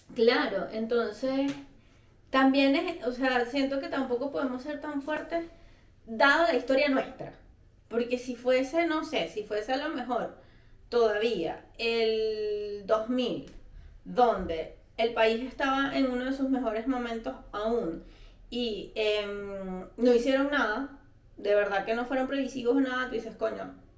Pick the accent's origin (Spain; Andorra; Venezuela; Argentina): Venezuela; moved away as an adult